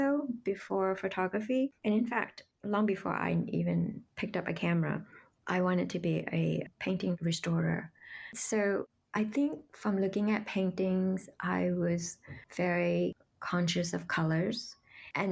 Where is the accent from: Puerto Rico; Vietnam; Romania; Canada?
Vietnam; now in New York City, United States; I grew up in Vietnam and we lived in a small town.